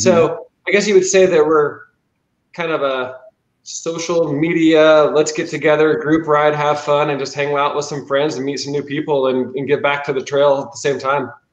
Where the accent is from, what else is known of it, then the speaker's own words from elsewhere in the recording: Pollock Pines, California, United States; now in Grass Valley, United States; I was actually born in Pollock Pines, and then uh, now I'm in Grass Valley